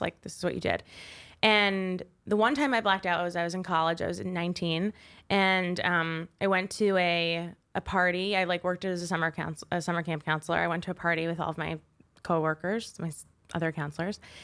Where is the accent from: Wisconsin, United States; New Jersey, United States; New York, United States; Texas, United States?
New York, United States; Westchester; I'm from Westchester, New York